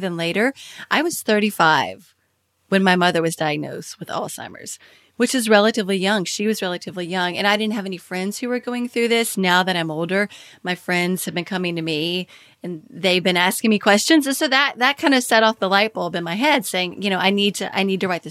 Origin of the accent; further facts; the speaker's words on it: Kentucky, United States; moved away as an adult; also born or lived in Washington, D.C.; I had moved from Washington, D.C., where I was working with Kiplinger's, to my home state of Kentucky